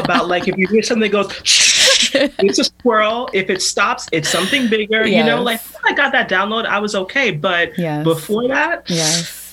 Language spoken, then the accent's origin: English; New York City, New York, United States; moved away; I grew up in New York City